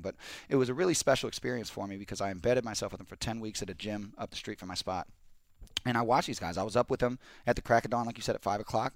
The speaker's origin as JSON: {"language": "English", "region": "Pacific Northwest", "country": "United States", "moved": "yes", "lives_now": "Los Angeles, United States", "said": "we're from the Pacific Northwest"}